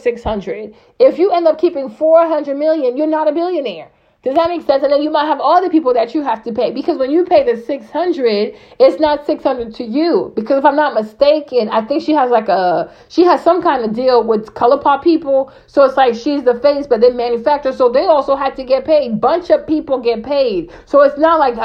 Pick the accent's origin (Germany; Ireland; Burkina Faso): Burkina Faso; moved away; I grew up in Burkina Faso